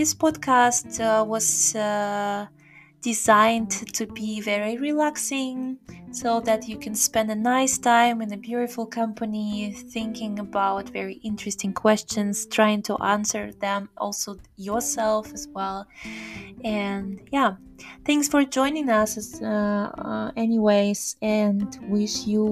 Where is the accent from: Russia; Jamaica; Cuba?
Russia; moved away as an adult; now in Germany; I'm from Russia. Currently I'm working and living in Germany